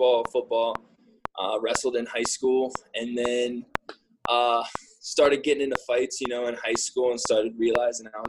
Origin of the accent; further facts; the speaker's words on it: Pittsburgh, Pennsylvania, United States; I'm from Pittsburgh